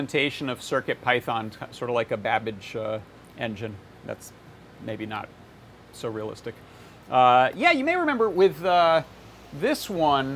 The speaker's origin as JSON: {"language": "English", "area": "Hudson Valley", "region": "New York", "country": "United States", "tie": "born or raised there", "also_born_or_lived": "Ellenville, New York", "said": "where I grew up in the Hudson Valley, New York"}